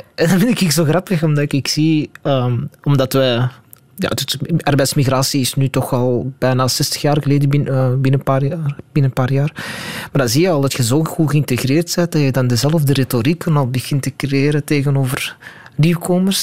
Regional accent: Antwerp, Flanders, Belgium; ik ben Belg, ik ben ook Vlaming, ik ben Antwerpenaar

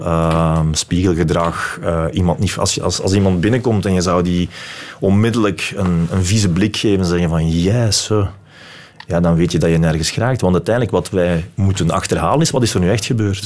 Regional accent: Belgium; ik ben die persoon uit België

